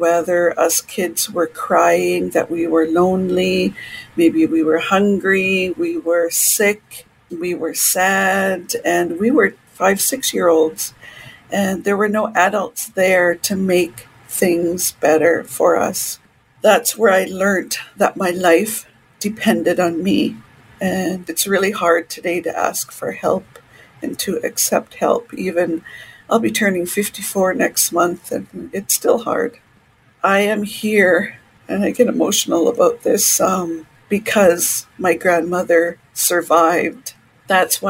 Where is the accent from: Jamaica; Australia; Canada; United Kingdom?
Canada; Canoe Creek / Dog Creek First Nation, British Columbia; also born or lived in Williams Lake, British Columbia; I am from the Kennu Creek, Dark Creek First Nation